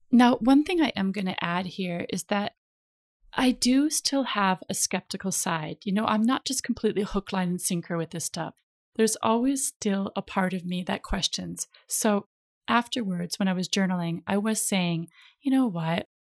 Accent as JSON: {"language": "English", "region": "Minnesota", "country": "United States", "also_born_or_lived": "California", "moved": "yes", "lives_now": "Ibiza, Spain", "said": "I'm from Minnesota, which is the land of ten thousand lakes"}